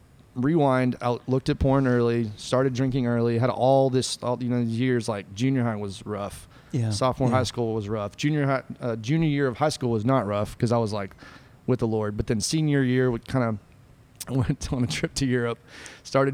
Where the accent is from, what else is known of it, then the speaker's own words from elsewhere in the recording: San Angelo, Texas, United States; I'm originally from San Angelo, Texas, born and raised, West Texas